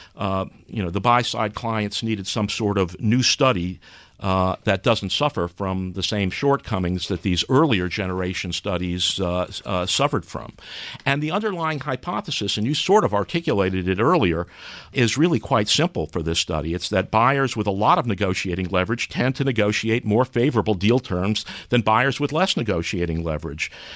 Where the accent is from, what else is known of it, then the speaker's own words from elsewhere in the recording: New York City, New York, United States; moved away; I grew up in New York City.